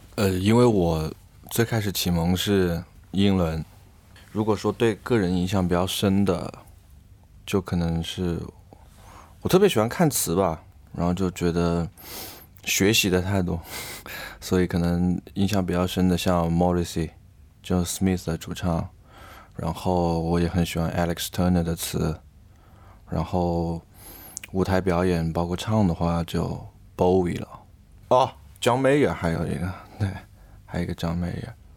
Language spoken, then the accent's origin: Chinese; Changsha, Hunan, China; 我们都是湖南的，我和贝斯吧，应该我们都是长沙人